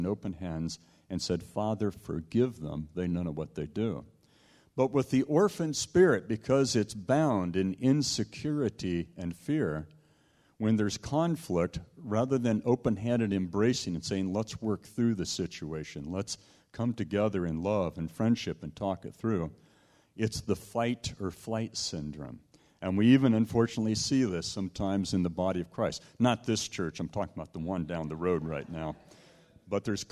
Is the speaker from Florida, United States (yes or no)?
no; Southern California, United States; also born or lived in Toronto, Canada; I grew up in Southern California